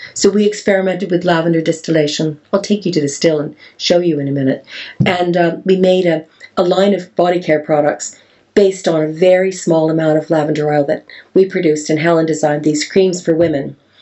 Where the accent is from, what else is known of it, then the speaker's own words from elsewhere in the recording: Canada; accent: Canadian; now in Wales, United Kingdom; my Canadian accent